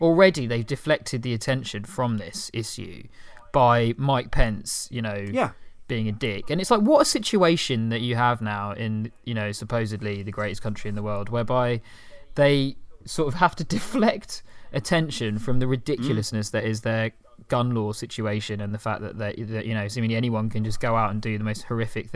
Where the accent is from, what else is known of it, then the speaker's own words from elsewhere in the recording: United Kingdom; I'm fundamentally a British guy